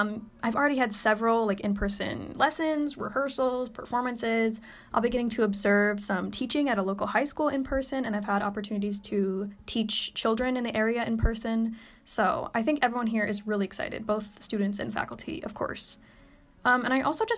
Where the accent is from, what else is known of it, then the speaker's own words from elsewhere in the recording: Madison, Wisconsin, United States; moved away as an adult; now in Michigan, United States; I'm originally from Madison, Wisconsin